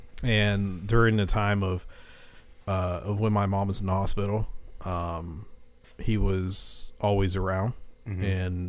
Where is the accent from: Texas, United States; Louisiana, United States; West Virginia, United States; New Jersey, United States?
West Virginia, United States; Morgantown; born or raised there